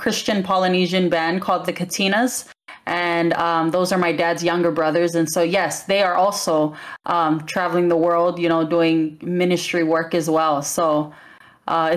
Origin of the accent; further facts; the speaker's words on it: Ewa Beach, Hawaii, United States; moved away as an adult; now in Las Vegas, United States; I grew up in Hawaii, and we lived in Ewa Beach pretty much our whole lives